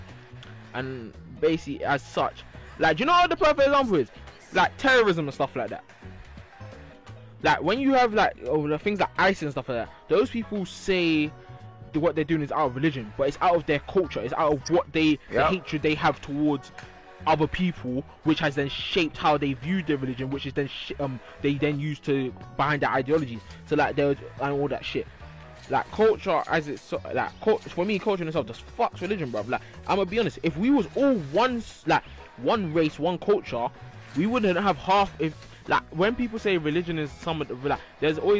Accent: London, United Kingdom; We're all London born and raised in here

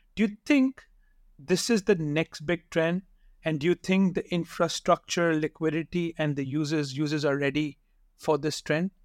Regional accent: Pakistan; I'm from Pakistan

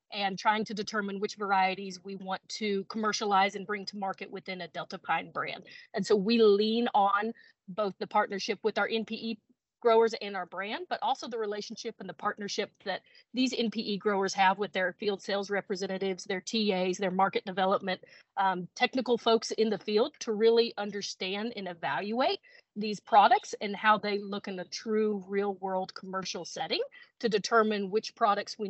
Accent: Texas, United States; being born and raised in Texas

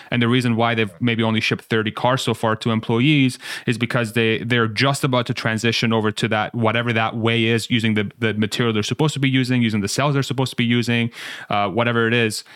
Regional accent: Iran; I'm from Iran. My parents are both Iranian

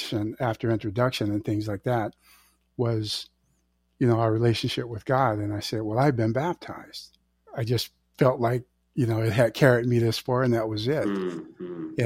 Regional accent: Live Oak, Florida, United States; also born or lived in Jacksonville, Florida / Daytona Beach, Florida; I was born and raised in Jacksonville, Daytona Beach, and Live Oak, Florida. Most of those years were in Live Oak.

